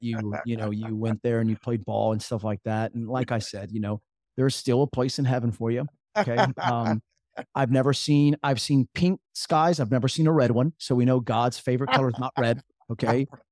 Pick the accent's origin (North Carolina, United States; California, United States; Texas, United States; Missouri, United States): North Carolina, United States; Jacksonville; growing up in Jacksonville, North Carolina